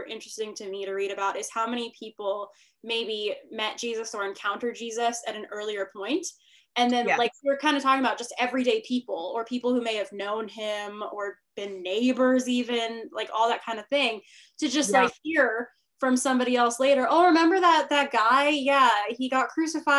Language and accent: English; Northern California, United States; also born or lived in Arizona; I'm from Northern California, to the people listening. So that's where all my family is. I live there now